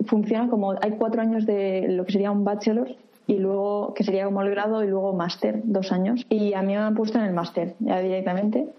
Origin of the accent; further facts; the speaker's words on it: Reus, Catalonia, Spain; moved away as an adult; also born or lived in Barcelona; now in Tokyo, Japan; nací en Reus